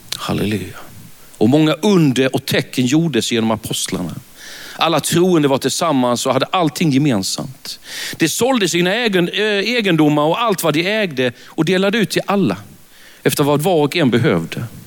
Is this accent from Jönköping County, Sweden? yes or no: yes; Värnamo, Jönköping County, Sweden; accent: Värnamo dialect; jag är född i Värnamo. Det, det går inte att ta miste på det när man är ute i landet. Så säger de, när de lyssnar på en, ja mm, vi hör på din dialekt att du är från Värnamo, säger